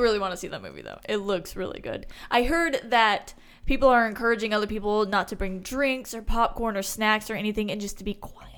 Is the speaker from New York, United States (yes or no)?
no; Houston, Texas, United States; Born and raised in Houston